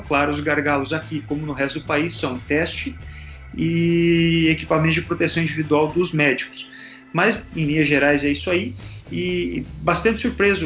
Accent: Ponta Grossa, Paraná, Brazil; sou do Paraná

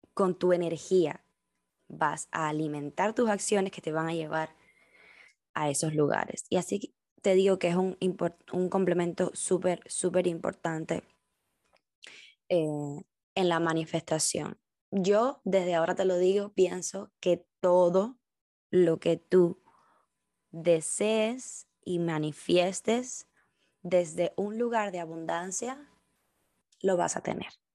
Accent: Cuba; moved away as an adult; now in United States; decirte que soy cubana, que nací en Cuba, que he vivido toda mi vida en Cuba

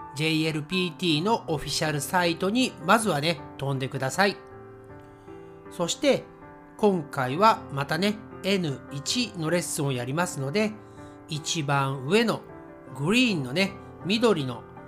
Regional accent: Japan; 私たち日本人が自然に日本語を話せるようになった

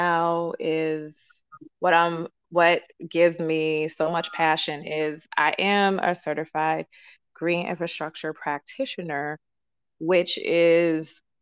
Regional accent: Boston, Massachusetts, United States; I'm from the Boston area

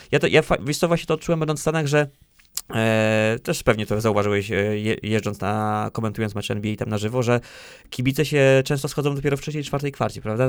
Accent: Lisewo Malborskie, Pomeranian Voivodeship, Poland; moved away as an adult; now in Bydgoszcz, Poland; tam pochodzę, pochodzę właśnie z Lisewa Malborskiego

